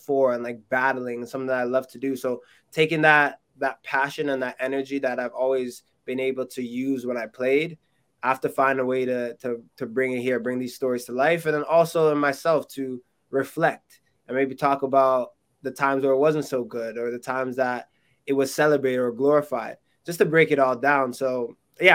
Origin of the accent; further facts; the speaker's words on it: Canada; My being Canadian, but also my parents being, or my mom being Jamaican, but most of my heritage being Jamaican